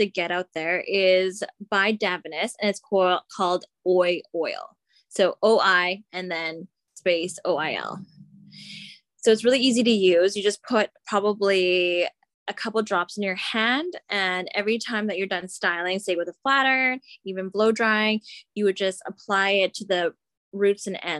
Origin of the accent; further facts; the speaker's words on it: Philippines; So say for myself, I'm Filipino.